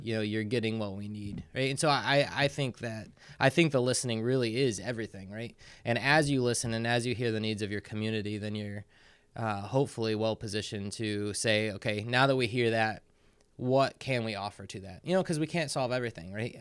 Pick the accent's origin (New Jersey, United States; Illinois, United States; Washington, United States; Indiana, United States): Indiana, United States; New Haven; moved away as an adult; now in South Bend, United States; I'm from the Fort Wayne area